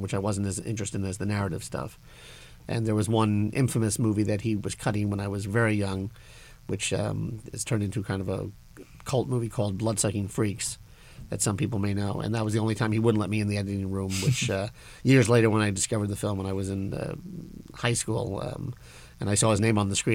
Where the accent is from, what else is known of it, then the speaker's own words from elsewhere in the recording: New York, United States; moved away; I'm from New York originally, and around the age of 3 and a half, 4, my father introduced me to Abbott and Costello movies, which played like every Sunday at 11:30 on Channel 11